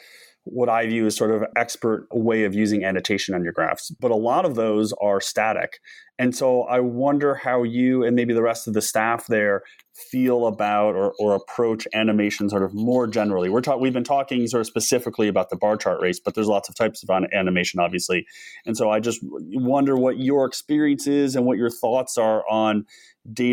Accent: United States; growing up in America

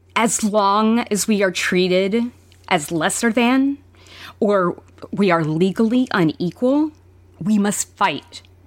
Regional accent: Alabama, United States; I grew up mostly in Alabama

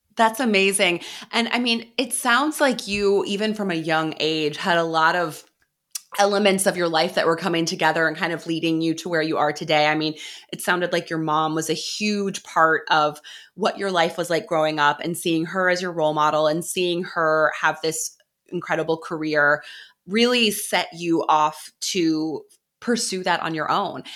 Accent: Midwest, United States; moved away; I am from the Midwest originally

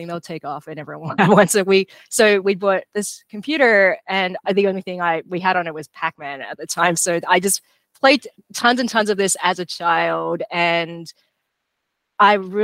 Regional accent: Melbourne, Victoria, Australia; Yeah, I grew up in Melbourne

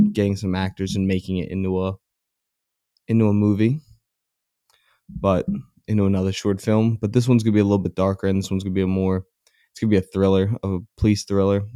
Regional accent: Philadelphia, Pennsylvania, United States; I'm a Philadelphian

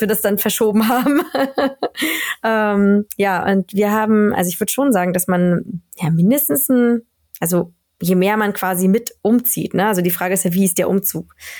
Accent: Berlin, Germany; moved away as an adult; also born or lived in Spain; now in Sweden; ich bin ja ähm, kurz vor der Wende geboren in mhm. Ostberlin also ich komme aus Berlin, aber Berlin-Friedrichshain geboren

